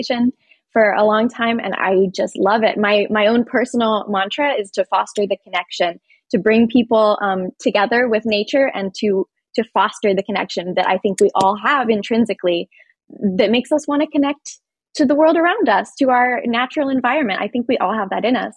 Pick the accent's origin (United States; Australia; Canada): United States; Appalachia; the place where I grew up in Appalachia